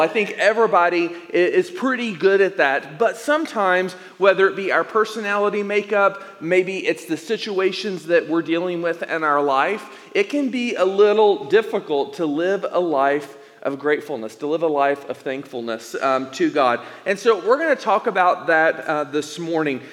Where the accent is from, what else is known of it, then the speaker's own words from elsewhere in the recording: Elizabethton, Tennessee, United States; moved away as an adult; also born or lived in Indiana / Arizona; now in Tucson, United States; plant a church in my hometown of East Tennessee, Elizabethton, Tennessee